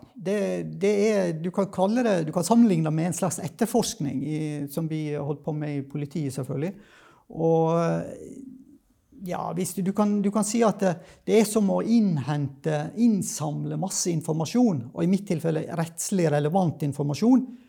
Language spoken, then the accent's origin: Norwegian; Sogn, Vestland, Norway; now in Kristiansand, Norway; jeg kommer egentlig fra Vestlandet, da, fra Sogn